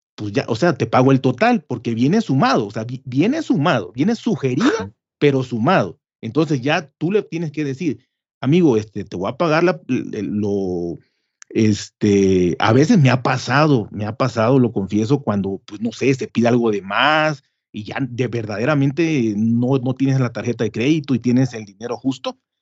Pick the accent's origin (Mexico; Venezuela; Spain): Mexico; nosotros pensamos como mexicanos